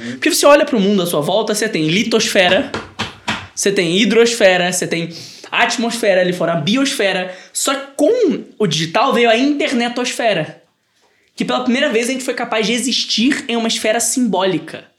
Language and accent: Portuguese; Brazil; Nós somos brasileiros